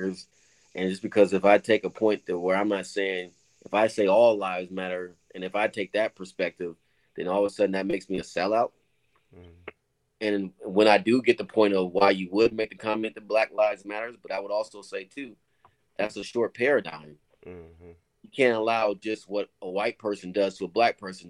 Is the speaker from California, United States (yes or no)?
yes; Oakland, California, United States; moved away as an adult; also born or lived in North Carolina / Berkeley, California; now in Cleveland, United States; I grew up in Oakland when crack hit the scene